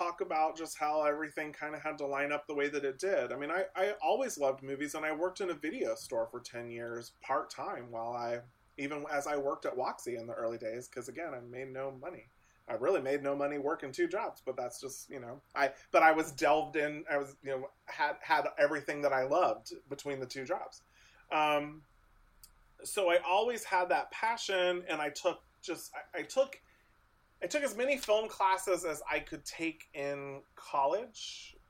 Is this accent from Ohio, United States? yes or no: yes; Lewisburg, Ohio, United States; if you would have told me growing up in Lewisburg, fucking Ohio, that one day I was going to get like screeners for like, you know, Oscar season, give me a break.